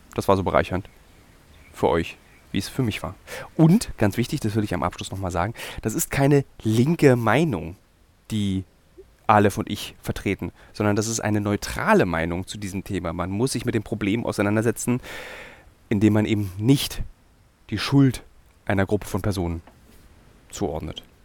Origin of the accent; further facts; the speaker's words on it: Berlin, Germany; als Berliner, als gebürtiger Berliner